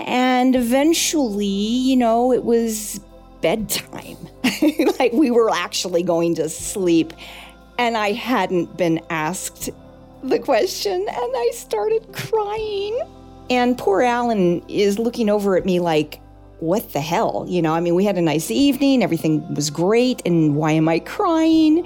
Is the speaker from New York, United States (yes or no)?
no; Altadena, California, United States; I was born in Altadena, California